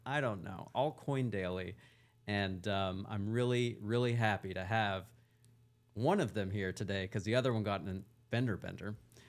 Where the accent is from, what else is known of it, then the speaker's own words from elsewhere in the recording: Wise, Virginia, United States; born there; Well, I was born in Virginia in a small town called Wise, Virginia. I used to actually have an accent like this.